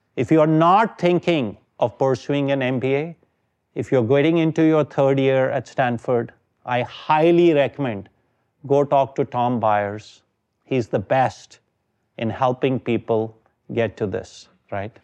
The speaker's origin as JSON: {"language": "English", "country": "India", "moved": "as an adult", "said": "I am from India."}